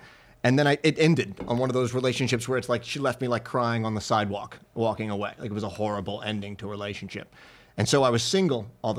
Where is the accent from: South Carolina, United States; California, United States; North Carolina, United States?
North Carolina, United States; moved away; Yeah, I'm from North Carolina, middle of nowhere, North Carolina.